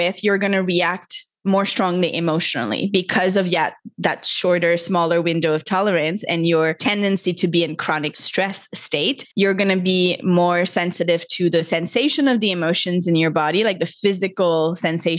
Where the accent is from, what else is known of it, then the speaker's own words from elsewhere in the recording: Montreal, Quebec, Canada; moved away as an adult; now in Costa Rica; I grew up in Montreal, Canada